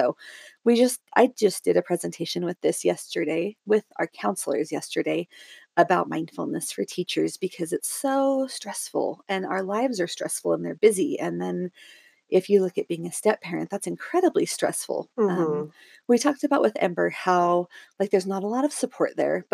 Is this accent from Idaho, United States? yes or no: no; Southern Oregon, United States; also born or lived in Salt Lake City area, Utah; now in Utah, United States; I grew up in Southern Oregon and now I live in just south of Salt Lake City, Utah